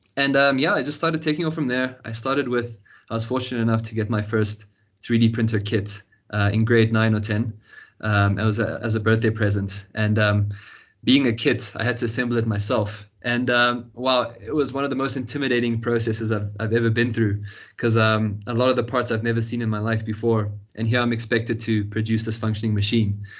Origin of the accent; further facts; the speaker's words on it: Johannesburg, Gauteng, South Africa; also born or lived in Cape Town; born here in South Africa, in Johannesburg, where I've spent my whole life, uh, born and raised.